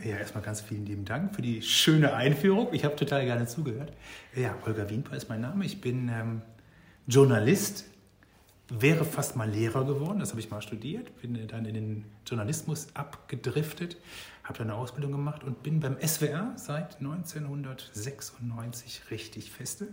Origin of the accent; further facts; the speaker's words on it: North Rhine-Westphalia, Germany; moved away; Ich komme aus Nordrhein-Westfalen ursprünglich